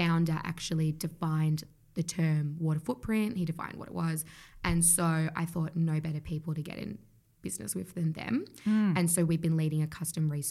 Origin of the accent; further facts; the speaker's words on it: Australia; growing up in Australia